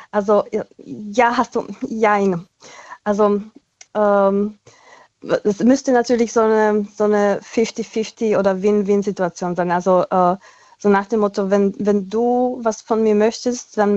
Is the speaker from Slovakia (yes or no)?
yes; Slovakia; German is a second language; ich komme ja aus der Slowakei und mein Ex war äh, aus Tschechien